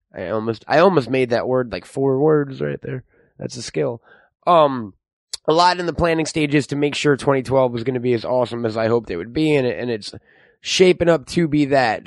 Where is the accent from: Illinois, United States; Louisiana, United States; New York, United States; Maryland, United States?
New York, United States; now in Los Angeles, United States; I'm from New York